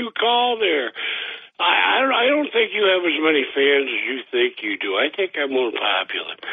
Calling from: Boston, Massachusetts, United States; Dr. … from Boston.

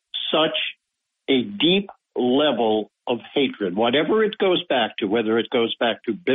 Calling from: Binghamton, New York, United States; from Binghamton calling.

